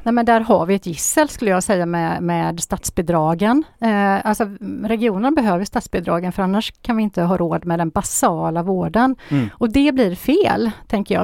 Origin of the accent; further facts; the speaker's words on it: Gothenburg, Västra Götaland, Sweden; i Göteborg, där jag är ifrån